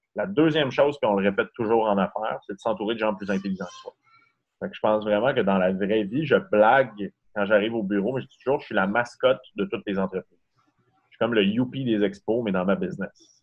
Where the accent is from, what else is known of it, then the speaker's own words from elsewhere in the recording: Saint-Félicien, Quebec, Canada; also born or lived in Montreal; now in Quebec City, Canada; Je viens de Saint-Félicien au Saguenay. Et en fait, c'est un tout petit village.